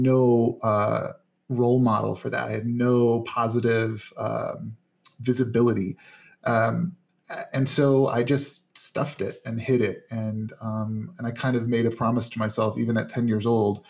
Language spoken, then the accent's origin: English; Northern Indiana, United States; I grew up in Northern Indiana